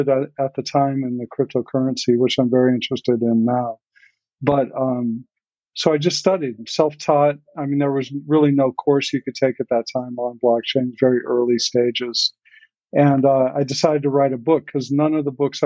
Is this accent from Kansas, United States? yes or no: yes; Kansas, United States; moved away as an adult; also born or lived in Colorado; now in New York, United States; I was born in Colorado and grew up in Kansas